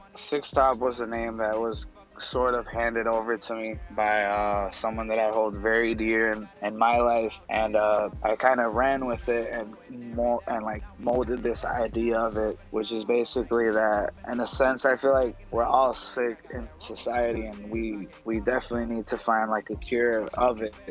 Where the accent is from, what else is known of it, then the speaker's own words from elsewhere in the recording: Puerto Rico; moved away as an adult; also born or lived in Chicago, Illinois; now in Illinois, United States; I'm actually from Puerto Rico. Yeah. So I've been here for like max of like five, six years.